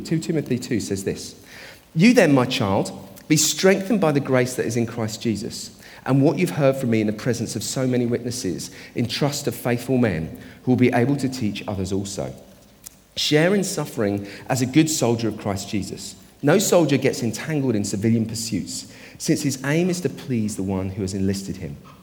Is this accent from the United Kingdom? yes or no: yes; United Kingdom; us as British people.